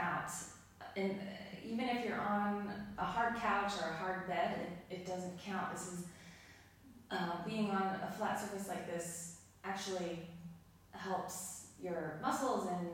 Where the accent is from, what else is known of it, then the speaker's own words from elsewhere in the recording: Denver, Colorado, United States; moved away as an adult; I was born and raised in Denver, Colorado. Moved here about a year and a half ago with my husband.